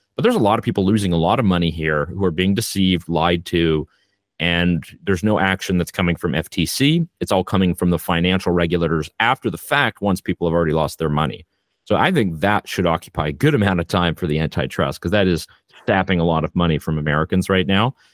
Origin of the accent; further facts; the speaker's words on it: Canada; I am Canadian